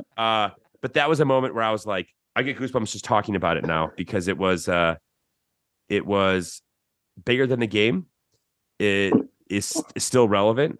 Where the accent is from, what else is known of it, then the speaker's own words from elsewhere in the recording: Chicago, Illinois, United States; now in Austin, United States; growing up in Chicago